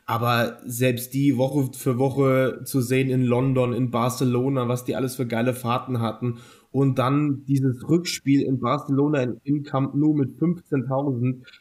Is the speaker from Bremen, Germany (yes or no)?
yes; Bremen, Germany; Und natürlich als Bremer muss